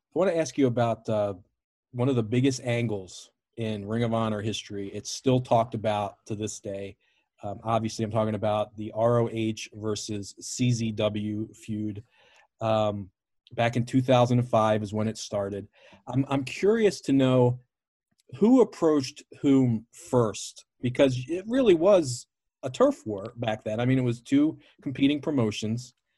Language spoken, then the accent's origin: English; Baltimore, Maryland, United States; I grew up in Baltimore, an old W W F city